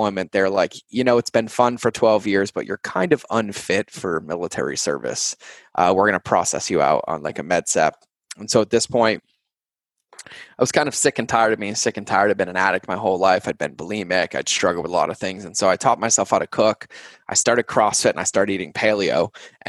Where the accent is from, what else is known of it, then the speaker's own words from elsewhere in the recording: New England, United States; I grew up in New England